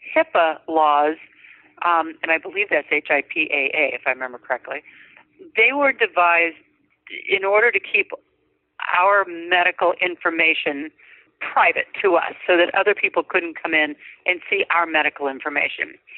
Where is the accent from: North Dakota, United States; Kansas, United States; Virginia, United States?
North Dakota, United States; now in California, United States; from north dakota out to california